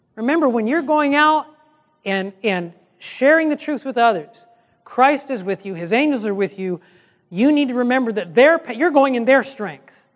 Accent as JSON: {"language": "English", "region": "Michigan", "country": "United States", "said": "I'm from Michigan"}